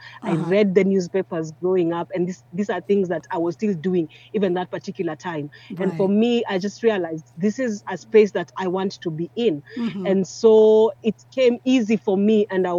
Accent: Nairobi, Kenya; But then growing up in Nairobi, at that particular time, we were not really 18.

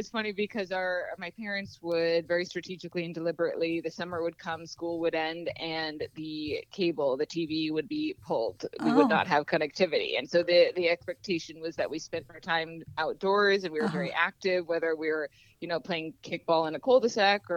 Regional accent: Anchorage, Alaska, United States; I grew up in Anchorage

